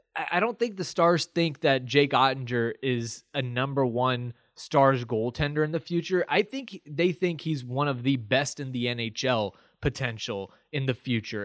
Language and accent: English; Texas, United States; I grew up in Texas